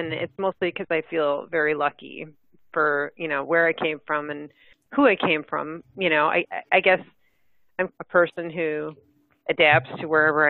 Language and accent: English; Midwest, United States; Well, I'm a Midwesterner. I mean, through and through, and there's a certain kind of mentality in the Midwest.